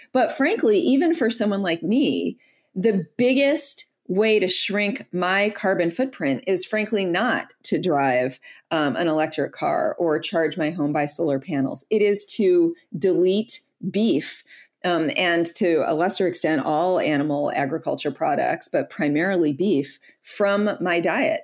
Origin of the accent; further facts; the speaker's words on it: Detroit, Michigan, United States; I'm from Detroit, born and raised there